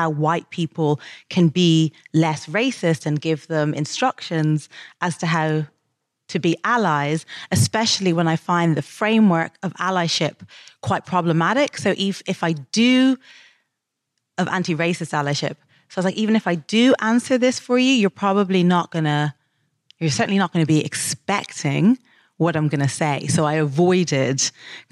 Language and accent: English; Dublin, Leinster, Ireland; moved away as an adult; now in United Kingdom; When I was growing up in Dublin